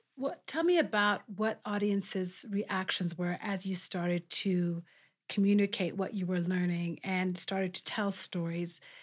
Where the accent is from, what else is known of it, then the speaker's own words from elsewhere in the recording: Ethiopia; now in Kenya; my home country of Ethiopia